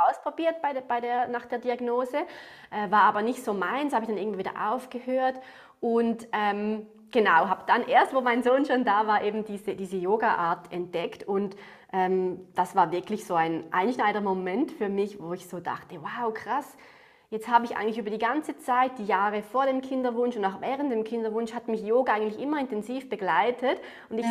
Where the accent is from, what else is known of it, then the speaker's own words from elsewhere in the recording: Switzerland; accent: Swiss; wie man es an meinem Akzent hört, ähm, komme ich aus der Schweiz